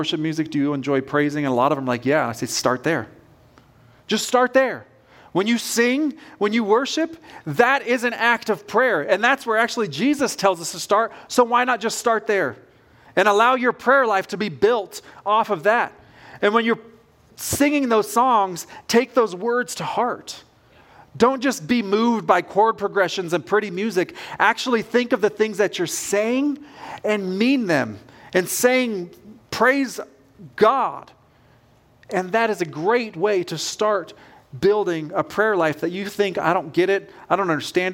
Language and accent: English; West Coast, United States; now in Kentucky, United States; I grew up on the West Coast